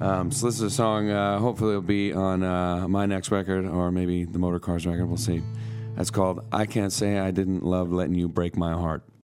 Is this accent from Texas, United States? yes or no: no; McCall, Idaho, United States; I'm from McCall.